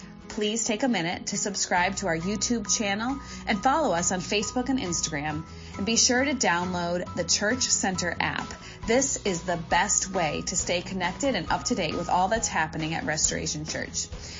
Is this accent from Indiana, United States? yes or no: no; Bucks County, Pennsylvania, United States; Growing up in Bucks County